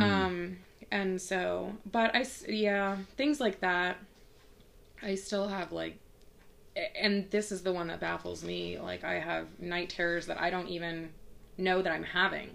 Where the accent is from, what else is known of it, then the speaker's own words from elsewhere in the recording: Texas, United States; I grew up in Texas